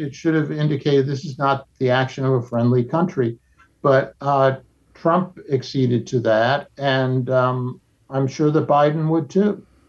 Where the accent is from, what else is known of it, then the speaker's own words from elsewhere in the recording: United States; as an American